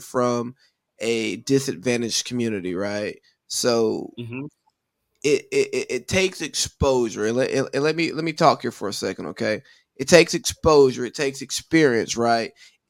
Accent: the Bible Belt of the South, United States; I was raised in the Bible Belt of the South

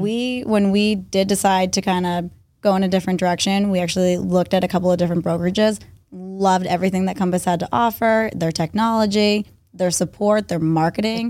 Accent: Westwood, Massachusetts, United States; I was born and raised in Westwood, Massachusetts

